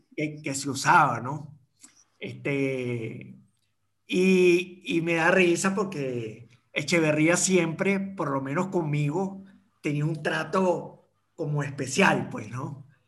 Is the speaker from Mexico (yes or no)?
no; Caracas, Capital District, Venezuela; now in Madeira, Portugal; estudiar en el San Agustín eh, nosotros en, cuarto grado nos mudamos para Prado del Este